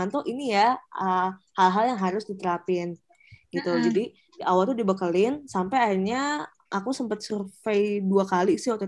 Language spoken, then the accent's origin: Indonesian; Sukabumi, West Java, Indonesia; Jadi uh, kebetulan aku orang Sunda dan di Sukabumi, jadi lebih gampang deket gitu loh